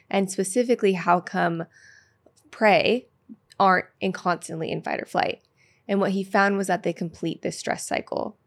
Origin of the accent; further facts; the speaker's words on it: Petaluma, California, United States; I'm from Petaluma, California, which is like a small ti-, town outside of San Francisco